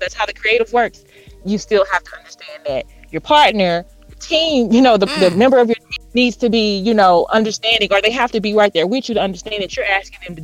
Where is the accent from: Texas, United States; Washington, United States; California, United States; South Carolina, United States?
Texas, United States; Houston; now in Dallas, United States; I'm in Dallas, but I'm from Houston